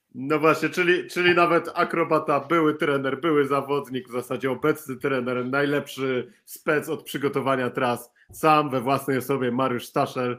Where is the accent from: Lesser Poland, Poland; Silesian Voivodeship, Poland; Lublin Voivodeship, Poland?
Silesian Voivodeship, Poland; Bytom; ja z Bytomia